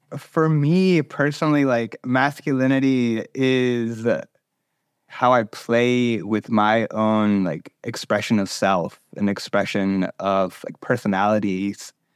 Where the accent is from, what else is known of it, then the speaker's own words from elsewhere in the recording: North Carolina, United States; I grew up in North Carolina